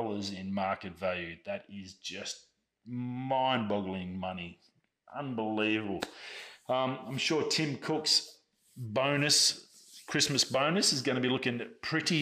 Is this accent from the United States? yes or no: no; Australia; I'm an Australian. It's a part of our birthright.